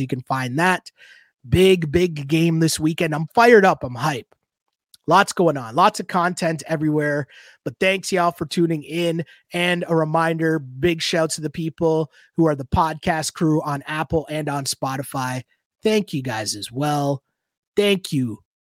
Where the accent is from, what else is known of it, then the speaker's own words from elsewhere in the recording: Toronto, Ontario, Canada; I'm from Toronto, grew up in Toronto, born and raised